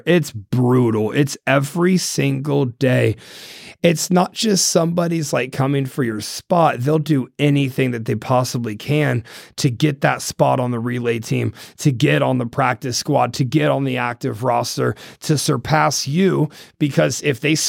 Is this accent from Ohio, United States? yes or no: yes; Ohio, United States; moved away; I'm from Ohio